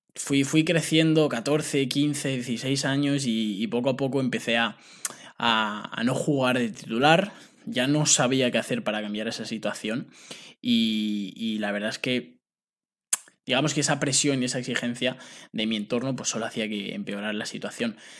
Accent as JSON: {"language": "Spanish", "country": "Spain", "also_born_or_lived": "United States", "said": "firmé por una agencia que enviaba futbolistas de aquí de España becados a Estados Unidos"}